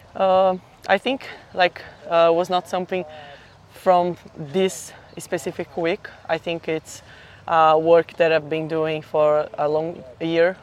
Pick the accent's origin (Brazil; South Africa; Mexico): Brazil; São Paulo; I'm from Brazil, São Paulo